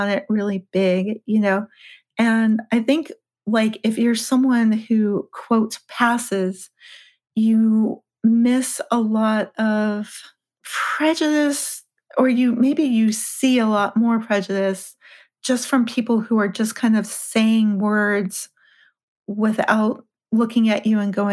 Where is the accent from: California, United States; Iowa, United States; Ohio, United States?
California, United States; Los Angeles; I'm from LA, I'm from California